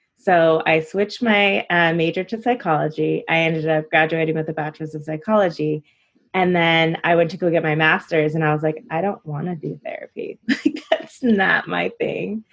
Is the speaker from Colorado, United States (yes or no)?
no; California, United States; also born or lived in Illinois; I'm originally from Illinois and I moved to California as a toddler, but I spent like my time um, broken in between, you know, I would go back and forth and I was mainly in California.